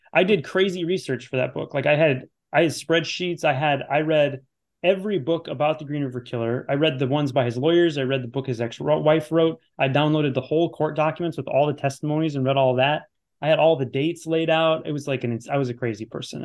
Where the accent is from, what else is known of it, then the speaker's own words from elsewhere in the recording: Chicago, Illinois, United States; Challengers is always great, always great. It's my hometown